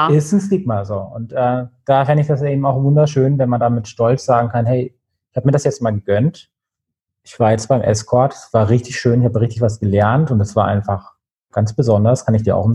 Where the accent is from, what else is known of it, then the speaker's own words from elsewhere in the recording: Nuremberg, Bavaria, Germany; bin in Nürnberg aufgewachsen in der Nähe, von da ist das witzigerweise äh, im Innenstadtkern.